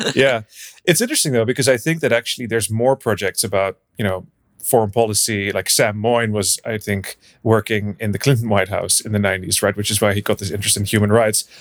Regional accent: Brussels, Brussels-Capital Region, Belgium; moved away; also born or lived in Netherlands / United Kingdom; I'm originally from the Netherlands. So I grew up in Belgium in Brussels, and then I, uh, moved back to the Netherlands

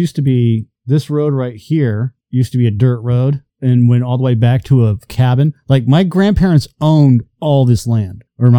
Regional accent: Danvers, Massachusetts, United States; now in Auburn, United States; I was born in Danvers.

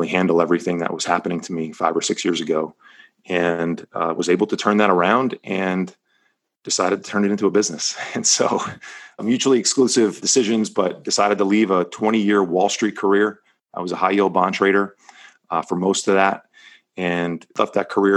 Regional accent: New Jersey, United States; moved away as an adult; now in Palos Verdes, United States; I was born and raised right outside of New York City in New Jersey.

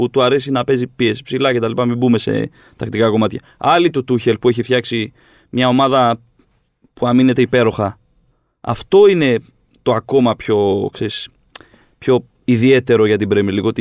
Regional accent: Corfu, Ionian Islands, Greece; εκεί που μεγάλωσα.

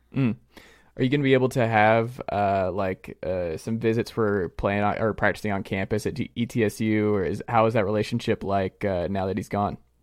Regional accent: Atlanta, Georgia, United States; I'm from Atlanta

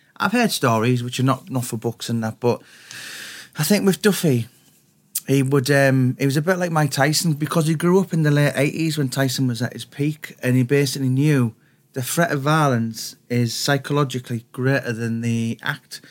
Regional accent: the Northeast, North East England, United Kingdom; When I was growing up in the Northeast

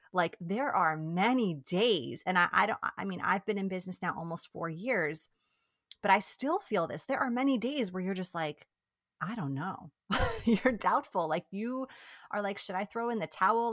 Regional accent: New York, United States; first language Italian; English is a second language; moved away as an adult; also born or lived in Italy; now in Bay Area, California, United States; We are originally from New York, so East Coasters, but we live in the Bay Area now, in California

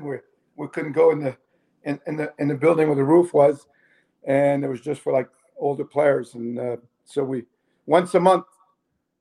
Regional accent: Amos, Quebec, Canada; moved away; also born or lived in Taschereau, Quebec; we moved to the town where I grew up called Amos. It's like 400 miles northwest of Montreal

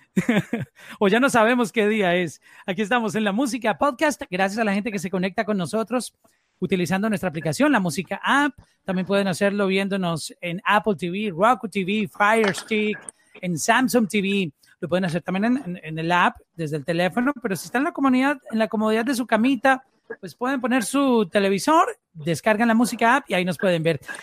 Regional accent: Colombia; somos en Colombia, porque soy colombiano

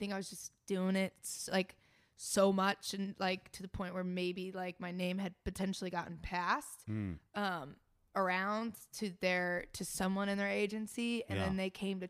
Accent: Indiana, United States; I love hearing I have an accent. Yeah, I'm from Indiana.

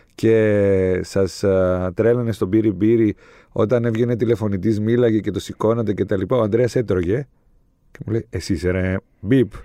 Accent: Limassol, Limassol District, Cyprus; Εγώ είμαι από τη Λεμεσό

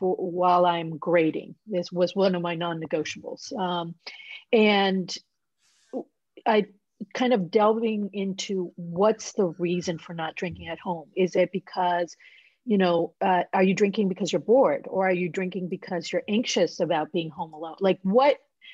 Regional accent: Puerto Rico; moved away; I grew up in Puerto Rico

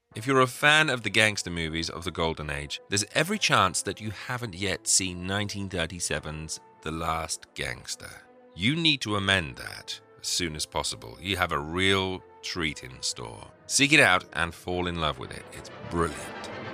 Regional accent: England, United Kingdom; being an Englishman

